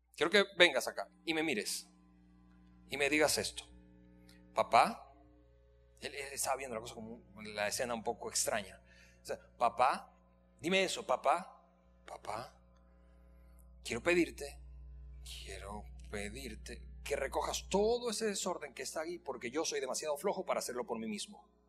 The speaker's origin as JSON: {"language": "Spanish", "country": "Venezuela", "moved": "as an adult", "lives_now": "Mexico", "said": "yo tengo siete aquí, así que yo soy más mexicano que venezolano"}